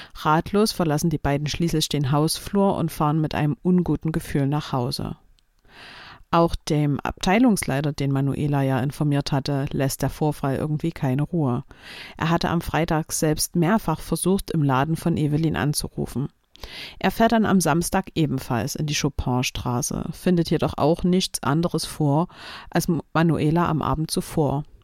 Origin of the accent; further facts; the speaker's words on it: Chemnitz, Saxony, Germany; meiner Heimatstadt Chemnitz